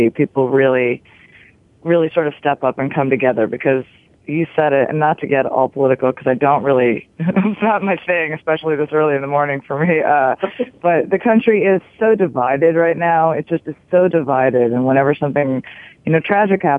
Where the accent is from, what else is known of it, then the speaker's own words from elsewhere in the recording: Rockaway, New Jersey, United States; now in Los Angeles, United States; my hometown of Rockaway, which is about 30 minutes outside of Manhattan